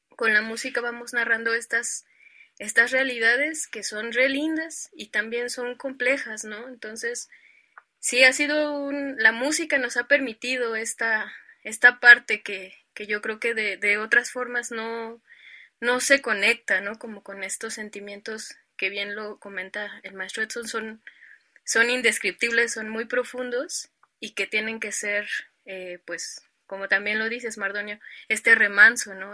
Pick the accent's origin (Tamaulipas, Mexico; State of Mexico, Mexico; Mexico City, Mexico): Mexico City, Mexico; born or raised there